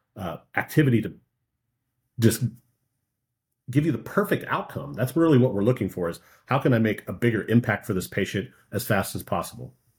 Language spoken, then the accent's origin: English; Minnesota, United States; moved away; growing up in Minnesota, I just was surrounded by lakes